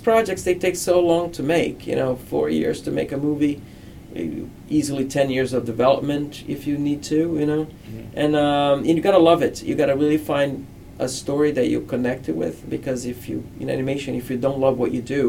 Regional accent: Rio de Janeiro, Brazil; moved away as an adult; now in United States; I grew up in Brazil

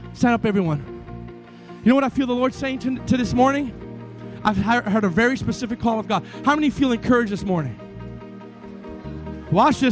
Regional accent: Miami, Florida, United States; my hometown, Miami

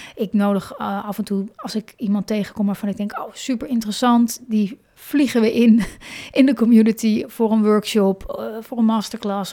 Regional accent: Hoorn, North Holland, Netherlands; moved away; ik kom zelf, ben ik opgegroeid in Horen.

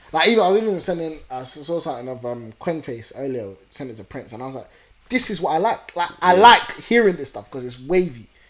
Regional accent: London, United Kingdom; We are from Southeast

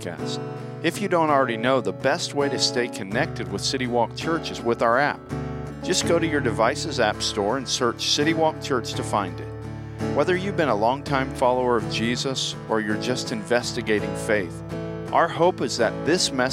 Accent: Lakeland, Florida, United States; moved away; I grew up in a city called Lakeland, and it's kind of between Tampa and Orlando

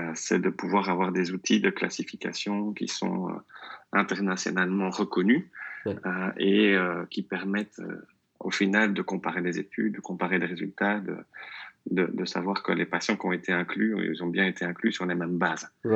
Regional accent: Belgium; first language French; also born or lived in near Brussels (Flemish side); Je suis belge. Euh, je vis euh, tout près de Bruxelles, dans, un petit village euh, du côté néerlandophone

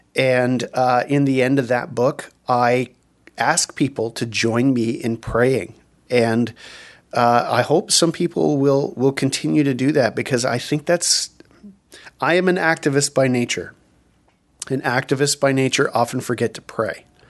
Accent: Canada; there are things in Canada, obviously, that we gather around

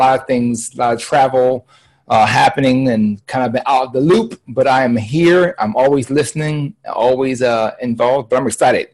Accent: Philadelphia, Pennsylvania, United States; I'm from Philly

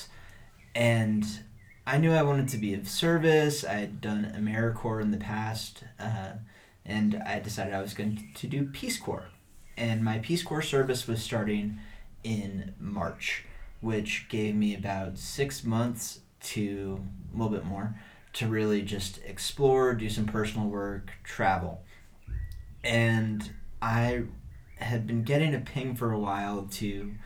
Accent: Texas, United States; moved away; also born or lived in Wisconsin / Peru; I'm from Texas

